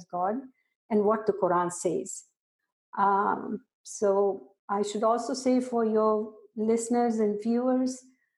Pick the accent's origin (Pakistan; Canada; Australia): Pakistan; I grew up in Pakistan